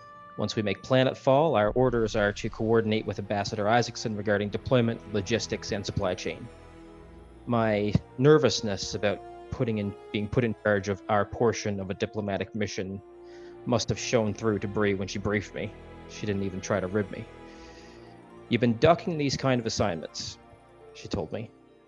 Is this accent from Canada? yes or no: yes; Eastern Canada, Canada; I'm from Eastern Canada